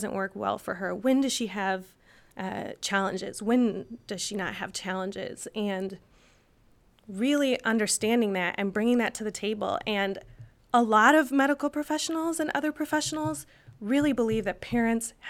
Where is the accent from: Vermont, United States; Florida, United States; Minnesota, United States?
Minnesota, United States; I'm from Minnesota and we're so nice